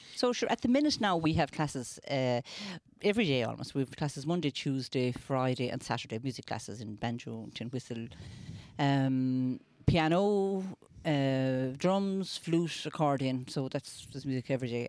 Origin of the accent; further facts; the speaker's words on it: near Tulla, East Clare, Munster, Ireland; I'm from Glandery.